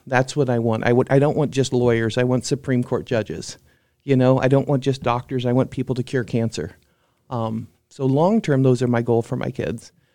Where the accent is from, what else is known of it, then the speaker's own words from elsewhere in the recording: Quincy, Illinois, United States; moved away; in my hometown